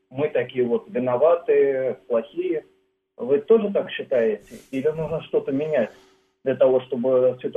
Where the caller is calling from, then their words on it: Moscow, Russia; из Москвы.